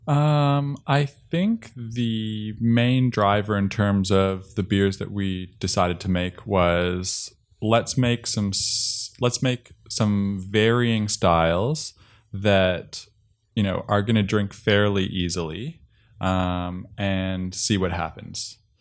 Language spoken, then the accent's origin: English; Toronto, Ontario, Canada; moved away as an adult; now in Australia; I grew up and lived in Toronto for most of my life